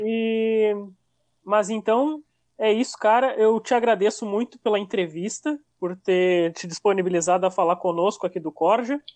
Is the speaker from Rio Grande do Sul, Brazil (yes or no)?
yes; Rio Grande do Sul, Brazil; eu sou gaúcho aqui